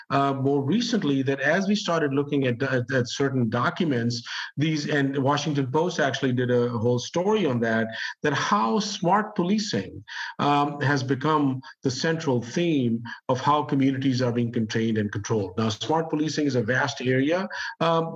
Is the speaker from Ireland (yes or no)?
no; Pakistan; now in United States; I grew up in Pakistan. I'm an immigrant myself. And I've been living in the U.S. since the late 1970s.